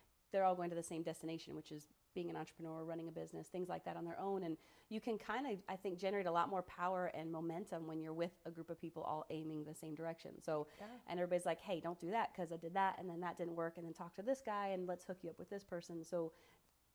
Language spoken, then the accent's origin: English; Sarasota, Florida, United States; moved away as an adult; now in Cookeville, United States; Sarasota, my hometown